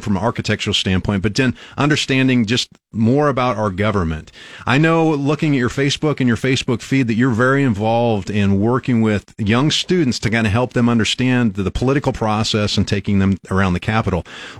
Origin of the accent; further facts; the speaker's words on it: Albion, Nebraska, United States; I grew up in Albion, which is about 2.5 hours northwest of here.